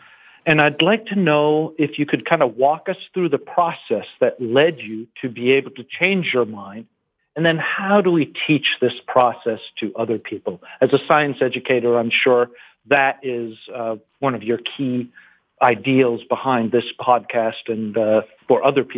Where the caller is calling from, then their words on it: New Hampshire, United States; New Hampshire.